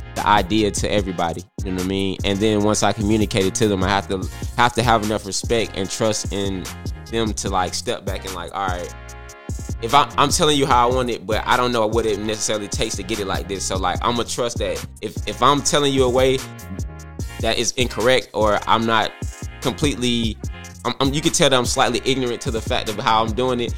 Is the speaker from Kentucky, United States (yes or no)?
no; Atlanta, Georgia, United States; I'm from Atlanta, Georgia